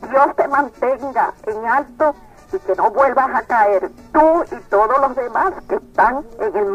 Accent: Puerto Rico; yo soy puertorriqueña

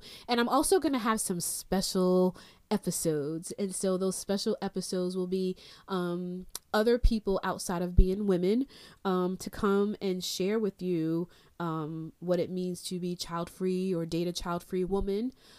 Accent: Freeport, New York, United States; also born or lived in Brooklyn; I was born in Flatbush, Brooklyn. Little girl, don't really remember those experiences. And raised in Long Island, Strong Island, New York, in Nassau County, Freeport, Long Island.

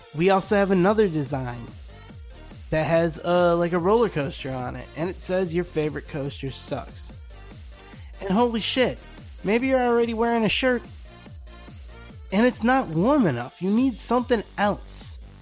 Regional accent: United States; as an American

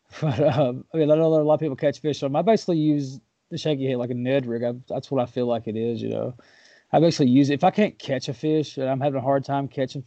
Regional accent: Waverly, Tennessee, United States; I'm from Waverly

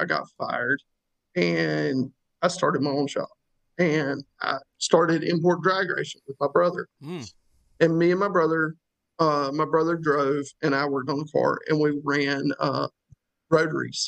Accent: North Carolina, United States; when you're from here

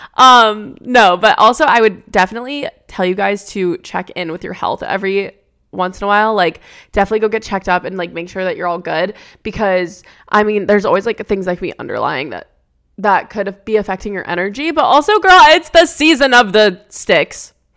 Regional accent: New Jersey, United States; now in West Coast, United States; I'm from New Jersey. I loved growing up there.

